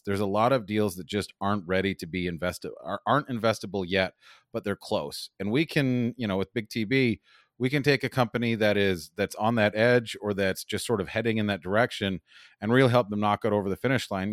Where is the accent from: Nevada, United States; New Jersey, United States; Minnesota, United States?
Nevada, United States; Las Vegas; also born or lived in Los Angeles; I'm from Las Vegas